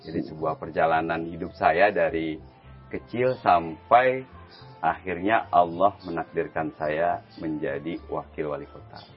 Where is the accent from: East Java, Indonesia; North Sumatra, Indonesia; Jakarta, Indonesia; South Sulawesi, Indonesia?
Jakarta, Indonesia; Saya besar di sana di Jakarta, ibu rumah tangga, bapak seorang supir taksi. Sehingga saya dididik dengan didikan Betawi ya.